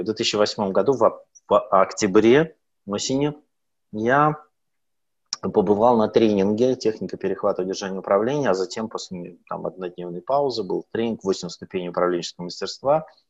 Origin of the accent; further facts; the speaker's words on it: Sakhalin Oblast, Russia; now in Moscow, Russia; на Сахалине это очень популярно у меня на родине